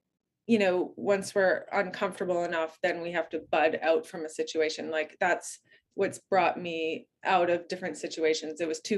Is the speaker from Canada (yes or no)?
yes; Canada; Yeah, we're Canadian